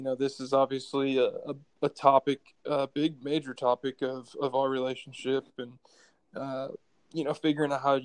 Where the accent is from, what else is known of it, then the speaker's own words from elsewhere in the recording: Cleveland, Ohio, United States; moved away as an adult; also born or lived in Tennessee; I'm originally from Cleveland, Ohio